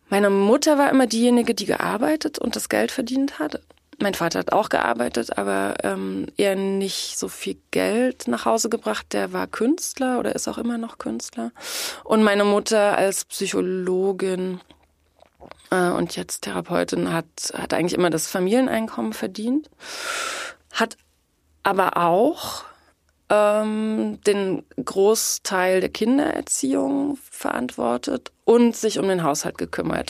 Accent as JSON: {"language": "German", "region": "East Germany", "country": "Germany", "tie": "born or raised there", "said": "ich bin in der DDR aufgewachsen. Die ersten sieben Jahre meines Lebens."}